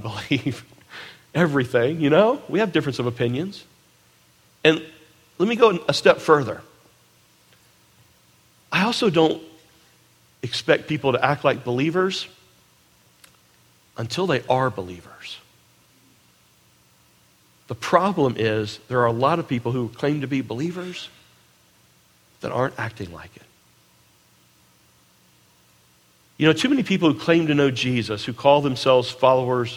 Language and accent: English; United States; I was born in the United States of America